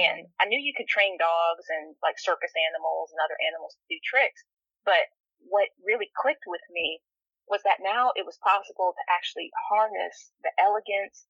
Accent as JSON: {"language": "English", "region": "Northern Virginia", "country": "United States", "tie": "born or raised there", "moved": "as an adult", "lives_now": "Alabama, United States", "said": "I grew up in the Northern Virginia area the majority of my life."}